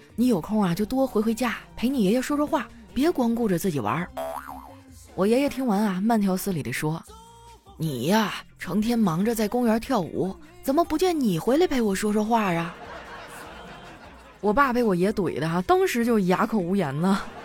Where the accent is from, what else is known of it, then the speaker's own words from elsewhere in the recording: Harbin, Heilongjiang, China; 作为哈尔滨人民啊